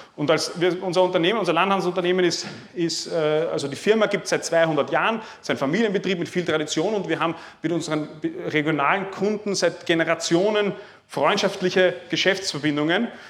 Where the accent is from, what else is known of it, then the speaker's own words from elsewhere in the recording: Lower Austria, Austria; Ich komme aus Niederösterreich, das ist in der Nähe von Wien.